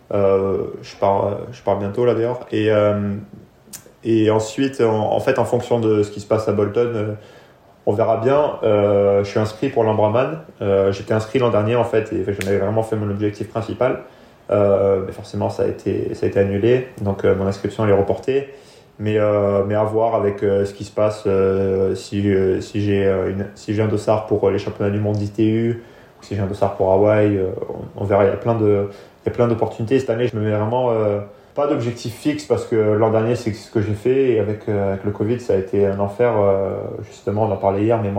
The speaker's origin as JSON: {"language": "French", "country": "France", "tie": "born or raised there", "said": "De toute façon, la, la France, c'est là où j'ai grandi et c'est là où c'est pour l'instant ceux qui m'ont apporté le plus dans le sport"}